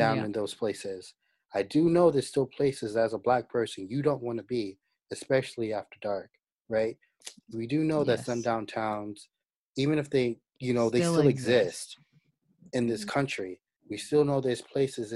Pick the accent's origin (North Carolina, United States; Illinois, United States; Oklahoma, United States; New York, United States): New York, United States; also born or lived in New Jersey; as a New Yorker, someone who's lived in New York and New Jersey